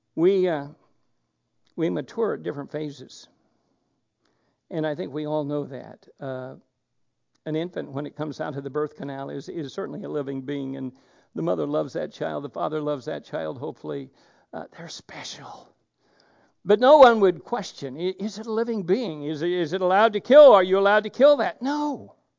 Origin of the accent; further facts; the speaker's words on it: Oregon, United States; moved away; I come from Oregon